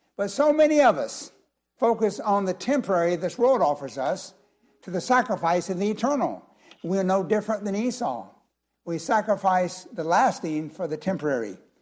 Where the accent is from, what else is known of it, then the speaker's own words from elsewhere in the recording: United States; our country